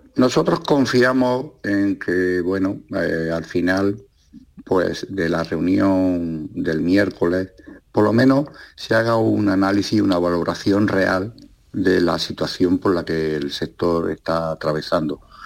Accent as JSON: {"language": "Spanish", "town": "Almería", "region": "Andalusia", "country": "Spain", "said": "yo soy de Almería, tengo mi explotación en la costa de Almería"}